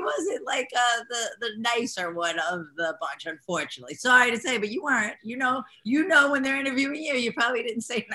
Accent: New York, United States; accent: New York Italian American; I'm a New Yorker

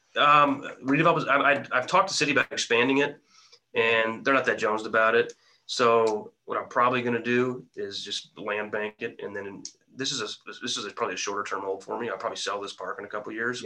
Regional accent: Quincy, Illinois, United States; my hometown of Quincy, Illinois.

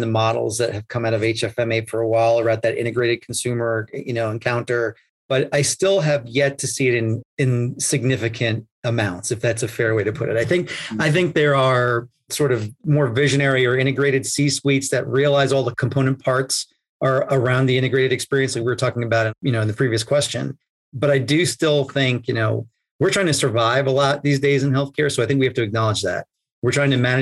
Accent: New York, United States; I grew up in New York

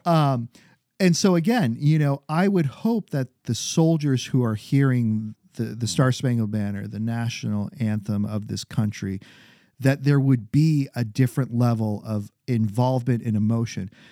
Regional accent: New Hampshire, United States; now in Maryland, United States; growing up in New Hampshire, coming down to Baltimore

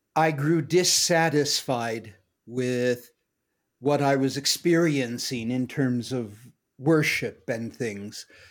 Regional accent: Washington, United States; now in Cañon City, United States; I'm from Washington State and grew up in a kind of generic American family

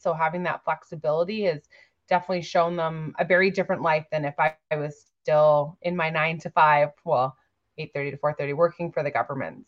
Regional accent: Victoria, British Columbia, Canada; I'm from Victoria, B C.

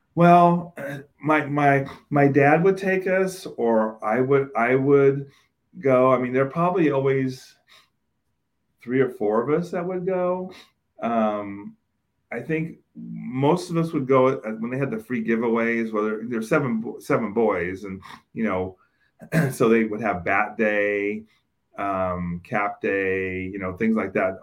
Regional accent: Oakland, California, United States; I grew up in Oakland, and for those of you that are familiar with Oakland, I grew up in East Oakland

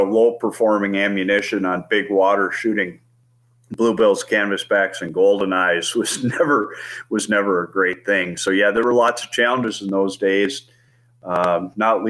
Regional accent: St. Paul, Minnesota, United States; now in Bismarck, United States; I grew up just outside of St. Paul, Minnesota.

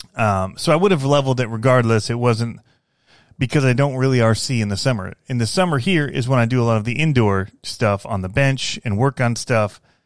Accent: Fenton, Michigan, United States; moved away as an adult; I grew up in Michigan

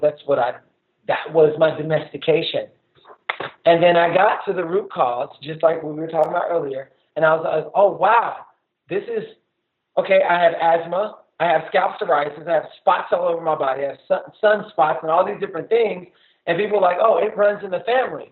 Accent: the South, United States; I grew up in the South

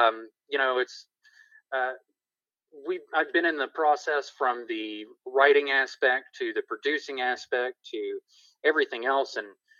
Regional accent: Tupelo, Mississippi, United States; born there; also born or lived in Tennessee / North Carolina / South Carolina; Well, I was born in Tupelo, Mississippi, birthplace of Elvis.

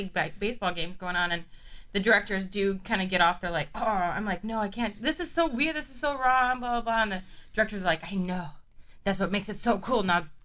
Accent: Orange County, California, United States; I'm from Orange County

